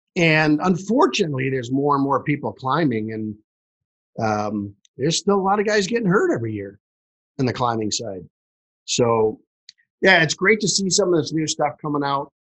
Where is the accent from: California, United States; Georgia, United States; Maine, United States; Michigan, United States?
Michigan, United States; Detroit; I'm from Detroit, Michigan.